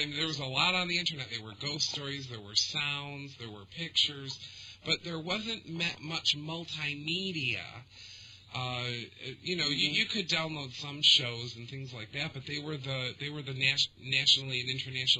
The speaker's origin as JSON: {"language": "English", "town": "Detroit", "region": "Michigan", "country": "United States", "tie": "born or raised there", "said": "Born and raised in the Detroit area"}